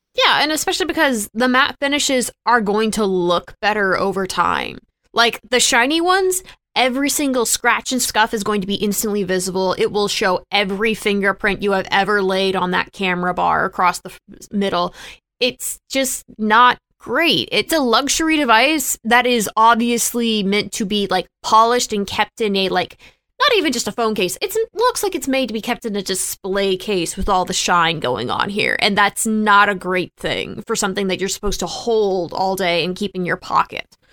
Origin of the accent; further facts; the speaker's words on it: Texas, United States; now in Florida, United States; I'm still a Texan at heart.